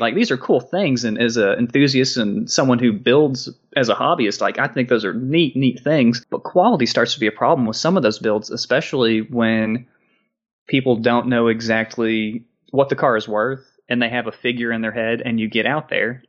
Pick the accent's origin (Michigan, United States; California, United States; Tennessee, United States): Tennessee, United States; Maryville; I grew up in Maryville, Tennessee